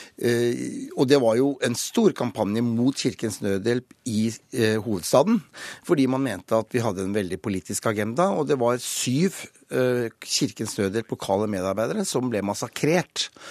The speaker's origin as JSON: {"language": "Norwegian", "country": "Norway"}